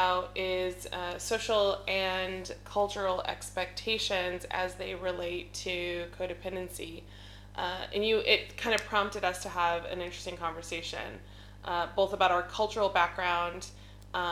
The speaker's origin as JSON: {"language": "English", "town": "Albuquerque", "region": "New Mexico", "country": "United States", "tie": "born or raised there", "said": "I was raised primarily in Albuquerque"}